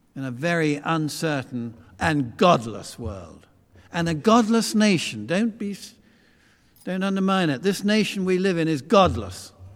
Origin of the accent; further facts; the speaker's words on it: Beckenham, London, United Kingdom; when I grew up in Christchurch, Beckenham, which is not that far from here